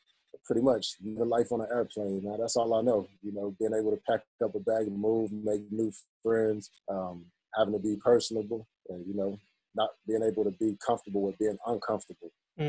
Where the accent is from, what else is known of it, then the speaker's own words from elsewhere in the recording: Columbus, Georgia, United States; also born or lived in Germany; We came back from Germany in 1991 to Fort Benning. And that's pretty much where I spent a majority of my childhood. So when people ask me where I'm from, you know, I claim Columbus, Georgia, just because that's where I was from.